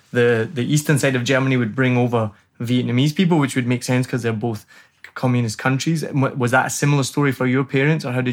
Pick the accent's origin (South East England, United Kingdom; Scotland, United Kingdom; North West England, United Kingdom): Scotland, United Kingdom; Glasgow; I'm from Glasgow, and we we had a really good scene as well. So when I was growing up, as I said, I was mostly into kind of indie rock and roll music